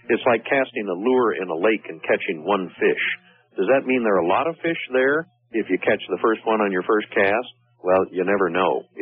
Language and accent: English; Missouri, United States; Also, I was born in Missouri, so these things I have to see with my own eyes.